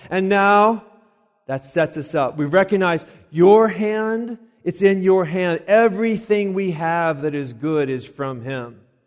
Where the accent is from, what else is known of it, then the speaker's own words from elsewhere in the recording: Colorado Springs, Colorado, United States; now in Lexington, United States; I'm from Colorado. And, uh, out there, of course, there's the, the mountains. And we used to, to go, and actually, the city that I'm from is Colorado Springs.